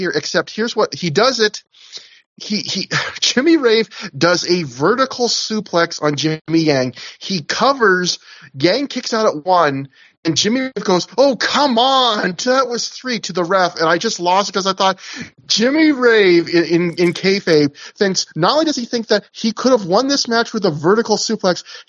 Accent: Canada; as a Canadian

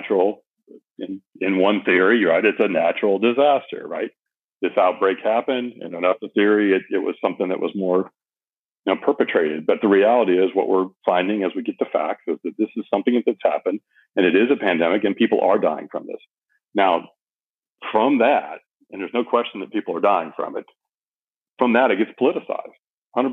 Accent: United States; I am American patriot to the core

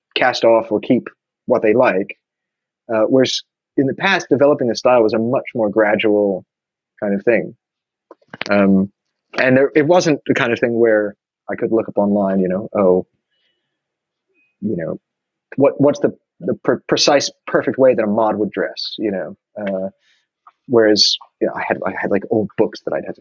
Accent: New York, United States; growing up in New York, when I was younger, when I was a teenager

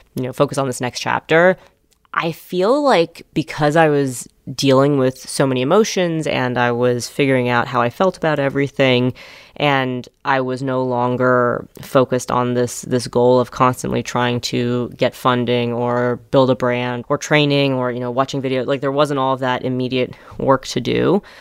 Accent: New York City, New York, United States; born or raised there

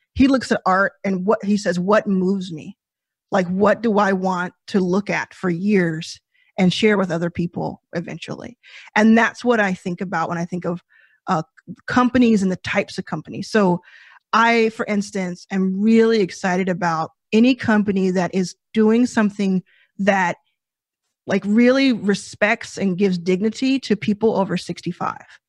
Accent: Dallas, Texas, United States; I grew up in Dallas, Texas, like I said, with a mother and my brother

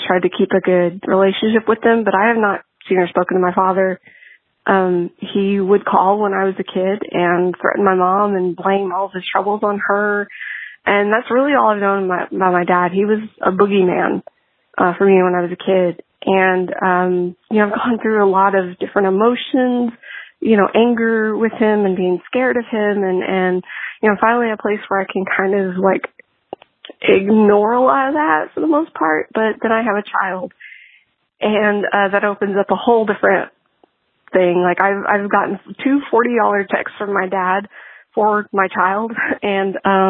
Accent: Texas, United States; I'm from Texas

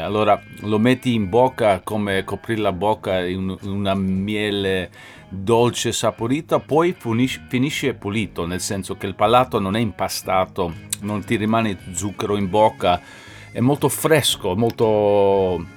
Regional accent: New York, United States; io sono americano da New York

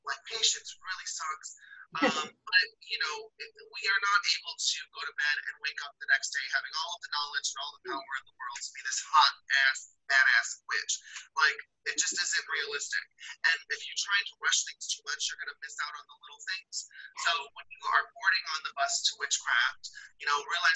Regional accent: Midwest, United States; I'm from the Midwest

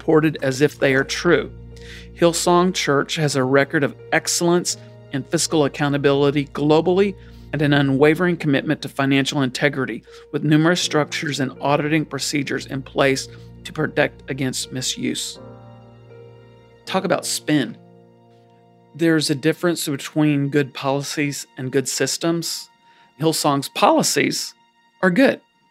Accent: South Louisiana, United States; I grew up in South Louisiana

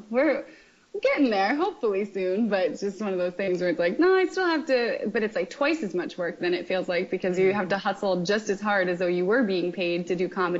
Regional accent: Wilmington, Delaware, United States; also born or lived in Australia; I am from Wilmington, Delaware.

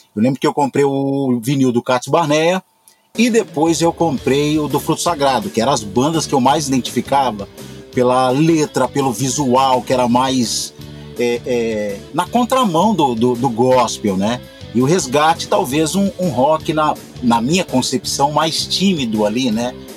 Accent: Belo Horizonte, Minas Gerais, Brazil; sou de Belo Horizonte

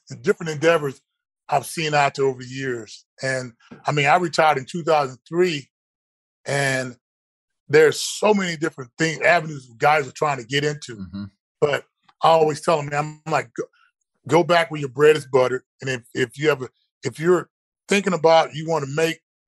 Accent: College Station, Texas, United States; back at Texas A&M, where I grew up here down in College Station

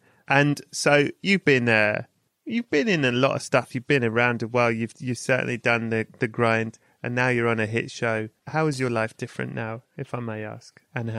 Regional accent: England, United Kingdom; I'm from England.

